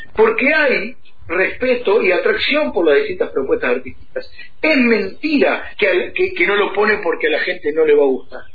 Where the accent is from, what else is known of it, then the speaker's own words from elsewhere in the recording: Temperley, Buenos Aires Province, Argentina; now in Luis Guillón, Argentina; soy oriundo de Temperley, pero hace unos años vivo en una barriada que está cerquita de ahí que se llama Luis Guillón